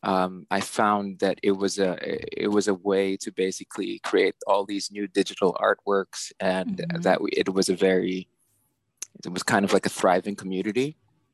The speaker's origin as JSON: {"language": "English", "town": "San Juan", "region": "Metro Manila", "country": "Philippines", "tie": "born or raised there", "also_born_or_lived": "New York City, United States", "moved": "as an adult", "lives_now": "New York, United States", "said": "I was born and raised in Manila. So, yeah. I was born in San Juan."}